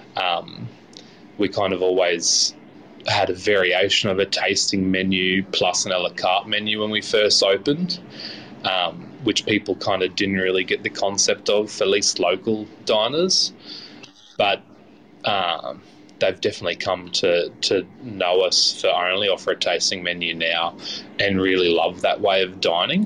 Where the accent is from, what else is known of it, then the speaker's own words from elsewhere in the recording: Chinchilla, Queensland, Australia; growing up in Chinchilla, um, being regional, it was a bit difficult to get chefs out there.